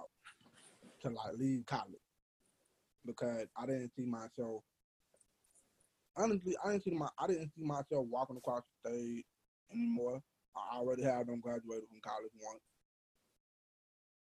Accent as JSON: {"language": "English", "town": "Atlanta", "region": "Georgia", "country": "United States", "said": "we're from Atlanta. So, we're from Black Hollywood."}